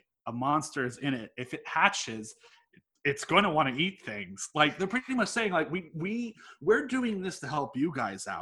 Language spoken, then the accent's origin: English; Charleston, South Carolina, United States; moved away as an adult; also born or lived in Korea; now in Irvington, United States; I grew up in Charleston